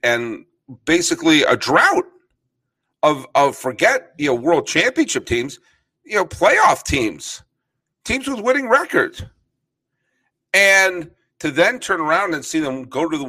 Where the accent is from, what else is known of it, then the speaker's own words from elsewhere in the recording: New England, United States; moved away as an adult; I grew up in New England